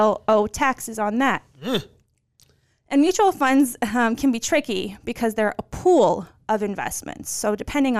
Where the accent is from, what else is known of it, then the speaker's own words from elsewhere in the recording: Bosnia & Herzegovina; now in United States; I'm from Bosnia.